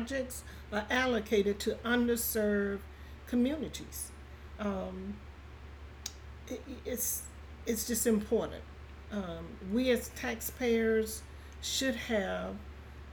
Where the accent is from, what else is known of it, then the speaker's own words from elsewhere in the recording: Aiken County, South Carolina, United States; also born or lived in Augusta, Georgia; I was born and raised in Aiken County. Live out in the rural areas all my life, except for maybe about 8 years